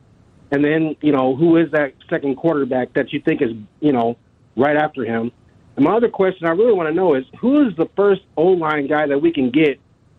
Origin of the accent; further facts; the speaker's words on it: Chicago, Illinois, United States; now in Omaha, United States; I was born in Chicago in 1976.